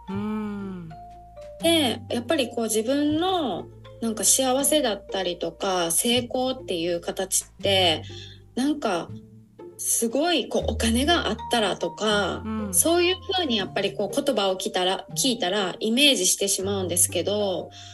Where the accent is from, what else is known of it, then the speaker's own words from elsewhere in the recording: Osaka, Japan; 私の地元、本当にすごい田舎の方なので